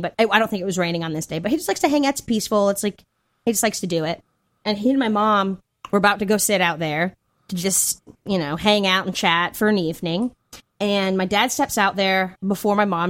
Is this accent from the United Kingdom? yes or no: no; Hickory, North Carolina, United States; accent: Southern; moved away; living in North Carolina, like, in my hometown of Hickory